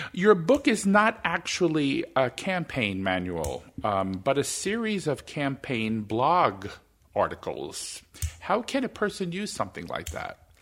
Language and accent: English; New York, United States; now in Minnesota, United States; I was born in New York